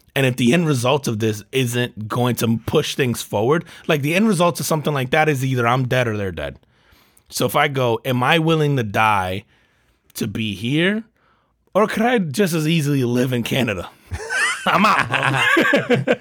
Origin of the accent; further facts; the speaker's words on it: United States; I'm an American